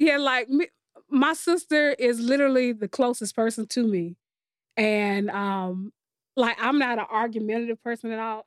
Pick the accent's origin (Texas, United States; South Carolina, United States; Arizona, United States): South Carolina, United States; Columbia; I'm from Columbia, South Carolina. I'm born and raised